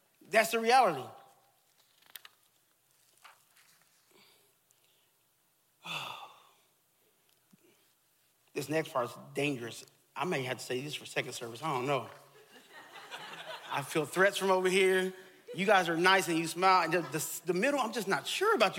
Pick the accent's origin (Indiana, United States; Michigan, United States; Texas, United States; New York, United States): Texas, United States; I grew up in Texas